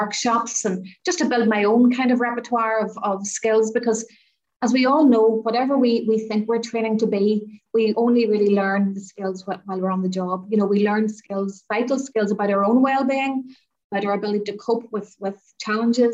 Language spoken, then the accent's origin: English; County Armagh, Northern Ireland, United Kingdom; moved away as an adult; now in Enniskillen, United Kingdom; So I am originally from County Armagh, but I have been living in Enniskillen, the only island town in the island of Ireland, which is in the north in County Fermanagh.